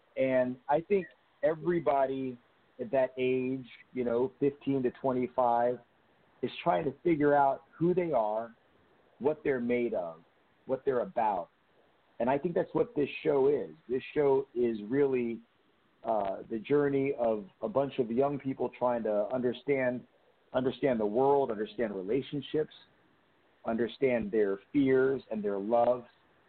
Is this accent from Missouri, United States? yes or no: no; New Jersey, United States; also born or lived in New York; because I grew up in New Jersey, and I lived in New York for 16 years